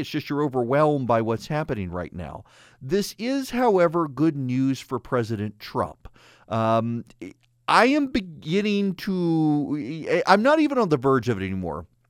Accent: Louisiana, United States; It's what I grew up with in Louisiana

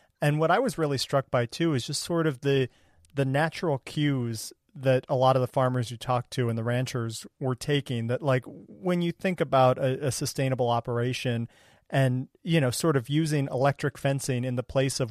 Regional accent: Ohio, United States; I grew up in Ohio

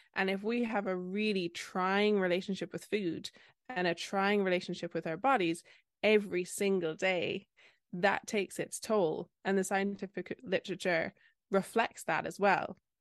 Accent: Ireland; I'm that Irish dietitian on Instagram

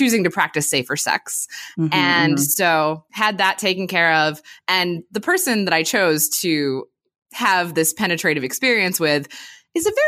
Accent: Pennsylvania, United States; moved away as an adult; now in California, United States; I grew up in Pennsylvania, which up until recently was a prohibition state. And then I moved to California in 2013

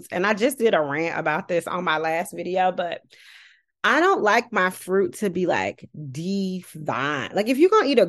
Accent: Birmingham, Alabama, United States; moved away; also born or lived in Washington, District of Columbia, United States; I'm from Birmingham, Alabama.

